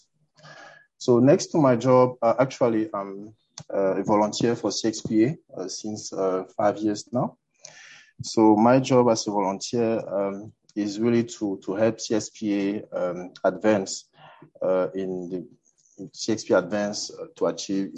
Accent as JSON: {"language": "English", "country": "Cameroon", "said": "I'm from Cameroon."}